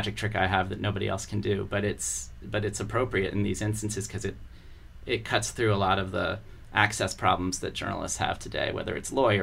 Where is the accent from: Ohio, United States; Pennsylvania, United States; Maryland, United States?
Maryland, United States; Columbia; also born or lived in Baltimore, Maryland; I grew up in the suburbs. When I was 5, we moved to Columbia, Maryland